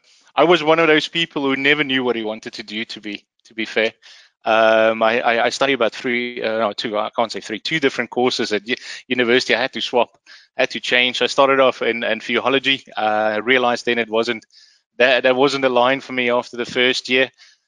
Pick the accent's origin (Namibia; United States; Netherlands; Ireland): Namibia; also born or lived in Rustenburg, South Africa; So I'm originally from South Africa, and I was born in a little in a city called Rustenburg, out in the old west northwestern parts of South Africa. But I actually grew up in Namibia